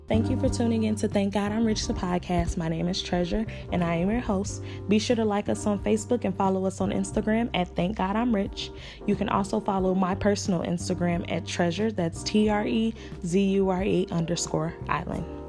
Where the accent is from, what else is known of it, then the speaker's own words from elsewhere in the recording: Chicago, Illinois, United States; now in Atlanta, United States; I am from Chicago, born and raised